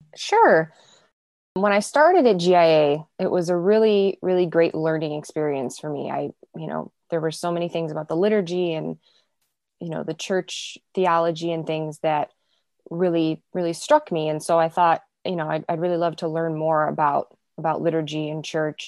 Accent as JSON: {"language": "English", "town": "Chicago", "region": "Illinois", "country": "United States", "tie": "born or raised there", "said": "I grew up in the south suburbs of Chicago, so born and raised in Chicago"}